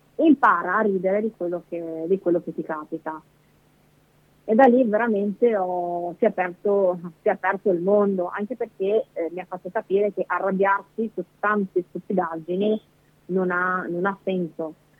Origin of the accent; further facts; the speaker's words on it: Bolzano, Trentino-Alto Adige, Italy; moved away as an adult; now in Mestre, Italy; io sono originaria di Bolzano, quindi la mia famiglia è, è su, a Bolzano